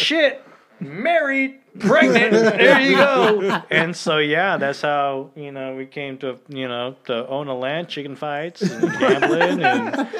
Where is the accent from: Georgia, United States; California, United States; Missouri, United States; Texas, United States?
Texas, United States; Lockhart; I grew up out in Lockhart.